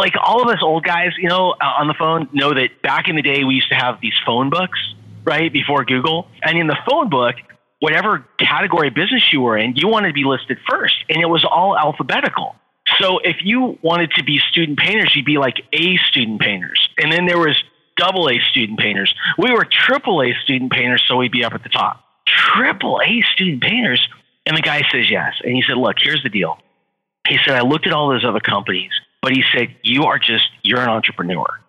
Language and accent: English; Los Angeles, California, United States; also born or lived in San Diego; I grew up in Los Angeles. I'm a SoCal guy.